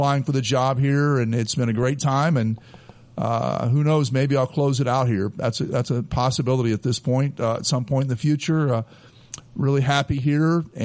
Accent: Muncie, Indiana, United States; moved away as an adult; now in Dayton, United States; I was born in Muncie, Indiana, grew up there, went to high school there

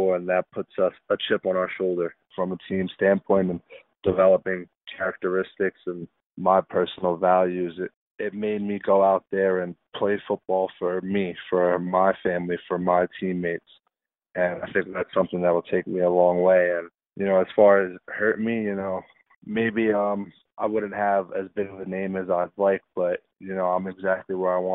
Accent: New York City, New York, United States; I'm from the Bronx, New York

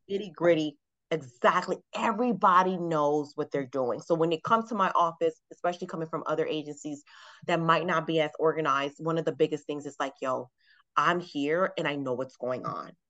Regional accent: Miami, Florida, United States; moved away as an adult; now in Atlanta, United States; I'm from Miami, Florida. And I've been living here in Atlanta now for uh, almost 10 years.

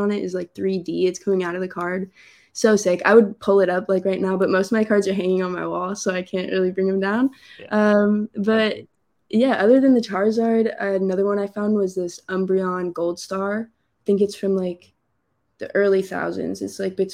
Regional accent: Phoenix, Arizona, United States; I was growing up in Phoenix

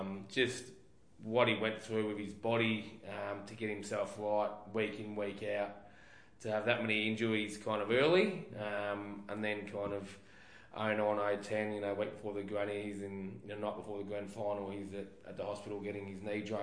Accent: Hampton Park, Victoria, Australia; I was from Hampton Park

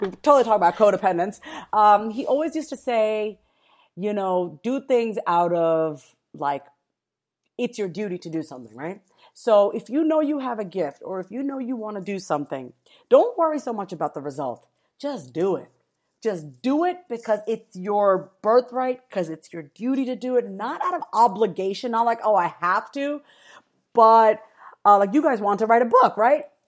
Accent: East Coast, United States; I am from the East Coast, so this one East Coast term that we have is word is bond

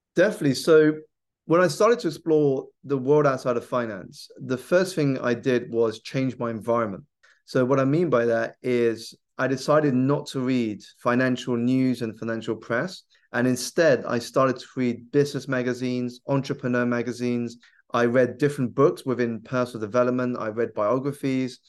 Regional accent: South East England, United Kingdom; I grew up here in the U K. I was born in the southeast of England, so around ninety minutes by train away from London

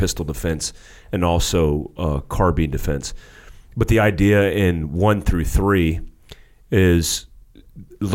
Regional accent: United States; moved away as an adult; also born or lived in Daytona Beach, Florida / North Carolina; I grew up in Daytona Beach, Florida. I grew up in North Carolina in the boonies

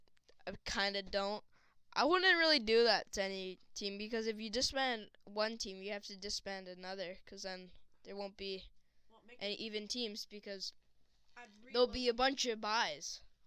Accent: Canada; also born or lived in British Columbia; I'm a Canadian.

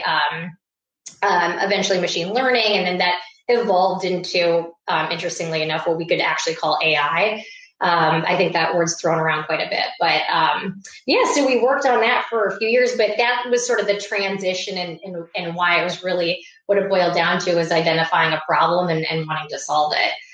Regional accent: Iowa, United States; moved away as an adult; also born or lived in New York; I grew up in Iowa. Uh, went out to New York to start my career um, after college

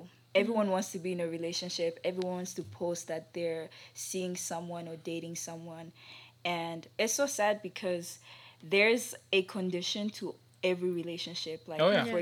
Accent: Bukavu, South Kivu, DR Congo; moved away; I'm from Bukavu. We do not speak French.

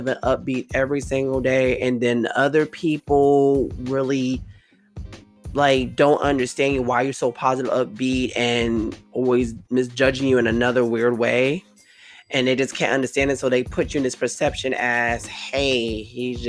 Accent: New York City, New York, United States; I'm from Brooklyn

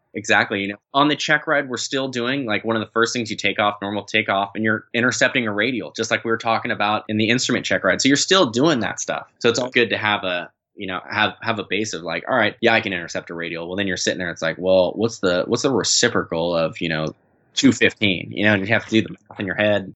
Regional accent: San Diego, California, United States; also born or lived in East Coast; I'm from San Diego

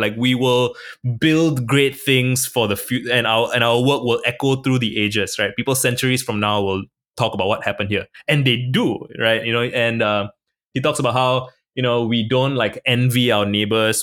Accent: Singapore; I was born in Singapore. I'm a minority in my country

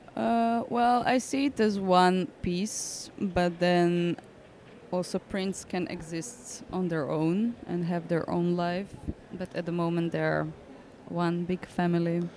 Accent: Zagreb, City of Zagreb, Croatia; English is a second language; moved away; I'm from Zagreb, but that's not on the seaside

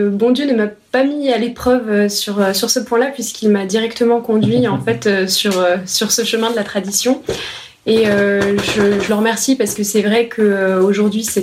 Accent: France; je suis française. C'est un pays catholique

